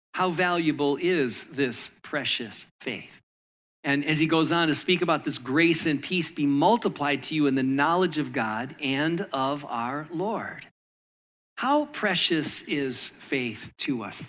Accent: Michigan, United States; moved away as an adult; also born or lived in Southern California; now in New Jersey, United States; I grew up in Michigan

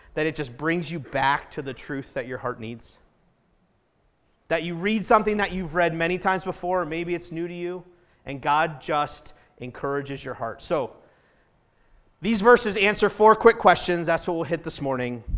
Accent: New Hampshire, United States; moved away as an adult; also born or lived in Indiana / Colorado; now in Salt Lake City, United States; I grew up in New Hampshire, and New Hampshire, nobody waves at each other

